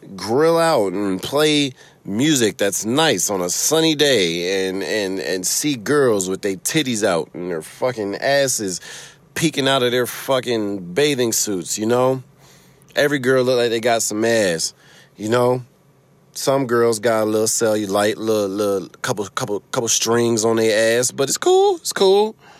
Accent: Chicago, Illinois, United States; accent: Chicago; now in Michigan, United States; I've been told that I have a Chicago accent. Uh, I've lived in Michigan for like half my life, but uh I got a Chicago accent because that's where I grew up

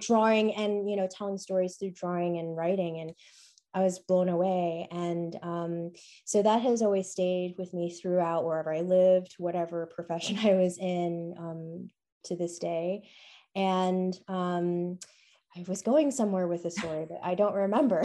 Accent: New York City, New York, United States; Born and bred in New York City, went to public

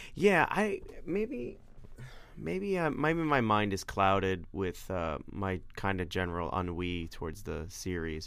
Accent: New York, United States; accent: New York (non-rhotic); gotta stop being a New Yorker and actually pronounce my R's.

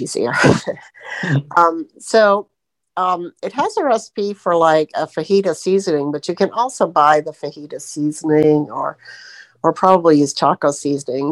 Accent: Florida, United States; I'm from Florida

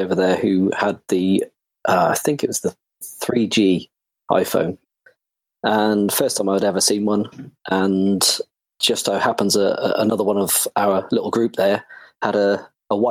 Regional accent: Bristol, South West England, United Kingdom; moved away as an adult; I am originally from Bristol. I left there at 23 to join the Air Force

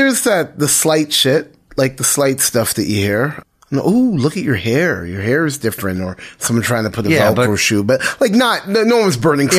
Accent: Oshawa, Ontario, Canada; also born or lived in Toronto; I was born in Toronto, East General. Lived in Toronto for 2 years, first 2 years of my life. My folks got divorced, and my mom and I moved out to Oshawa. Two years old

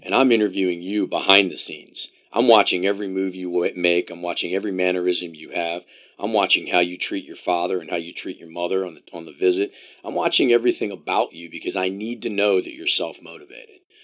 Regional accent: Columbia, Maryland, United States; now in Illinois, United States; I grew up in Columbia, Maryland

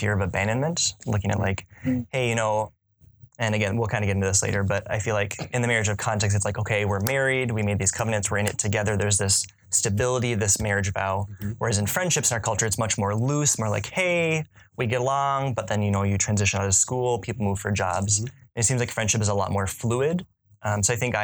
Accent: Woodbury, Minnesota, United States; my entire life growing up in Woodbury

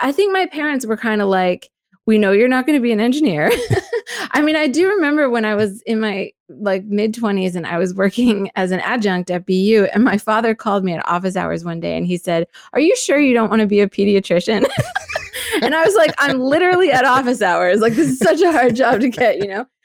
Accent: Pennsylvania, United States; also born or lived in Gettysburg, Pennsylvania; I'm from Pennsylvania and I grew up in different places around Pennsylvania, but the place that is the anchor for me is Gettysburg.

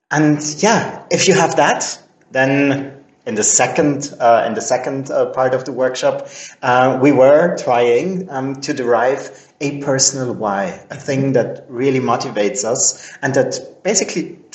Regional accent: Vienna, Austria; English is a second language; I'm I'm Austrian. I was born and raised in Vienna

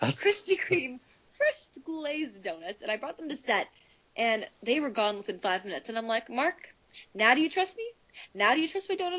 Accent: Canada; I'm from Canada

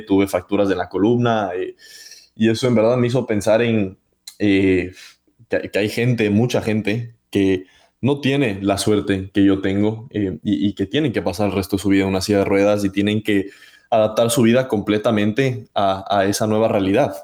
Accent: Ecuador; moved away; espero estar pronto en mi país querido

